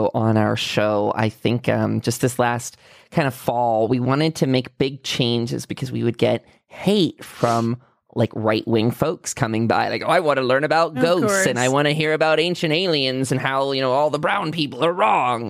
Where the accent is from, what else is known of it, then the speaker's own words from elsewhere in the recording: United States; as an American